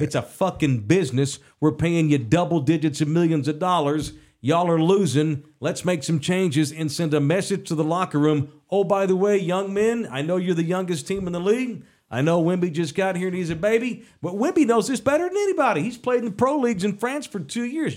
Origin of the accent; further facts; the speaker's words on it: United States; I'm an American